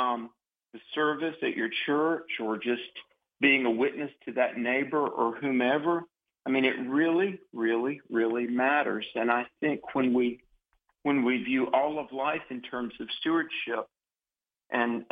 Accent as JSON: {"language": "English", "town": "Greensboro", "region": "North Carolina", "country": "United States", "tie": "born or raised there", "said": "my hometown of Greensboro, North Carolina"}